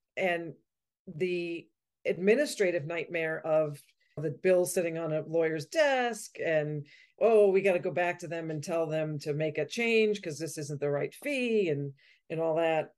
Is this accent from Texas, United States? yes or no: no; Malden, Massachusetts, United States; also born or lived in Vermont; I grew up in Malden, Massachusetts, just outside of Boston